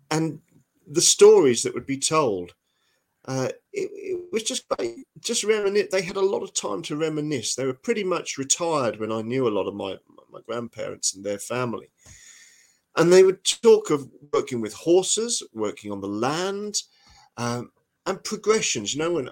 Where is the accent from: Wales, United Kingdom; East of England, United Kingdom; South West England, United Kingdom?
East of England, United Kingdom; Norfolk; now in Northumberland, United Kingdom; I grew up in Norfolk, and Norfolk always was an agricultural county